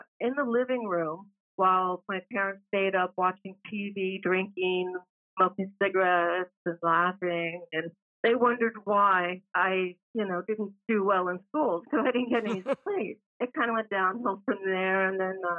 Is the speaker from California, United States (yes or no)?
yes; San Francisco, California, United States; moved away; I was born in San Francisco